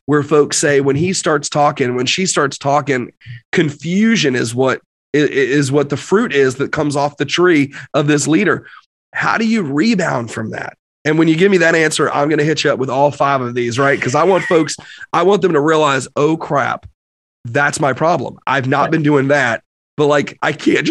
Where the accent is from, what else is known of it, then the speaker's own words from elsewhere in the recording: New York, United States; I'm also from New York